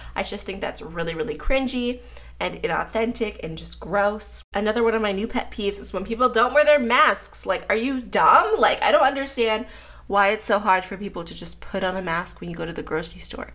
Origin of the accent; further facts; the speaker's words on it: Pittsburgh, Pennsylvania, United States; moved away as an adult; now in Atlanta, United States; Then I moved to Pittsburgh when I was like four or five years old when my parents got divorced. I grew up in Pittsburgh